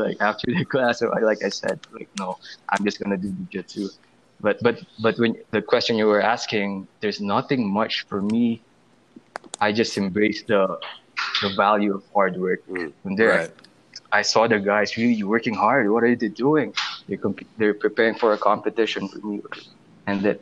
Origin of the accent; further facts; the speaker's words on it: Philippines; also born or lived in Manila; my hometown is way far from Manila. It's around 2.5 hours from Manila.